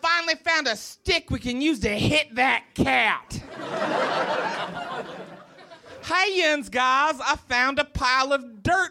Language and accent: English; West Virginia, United States; So I grew up in West Virginia, and so you can't tell that I have an accent because I've risen above all of that.